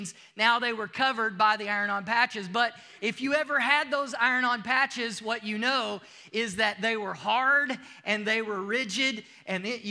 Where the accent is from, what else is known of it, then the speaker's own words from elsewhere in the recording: United States; moved away; if you can't tell from my accent, I'm from the United States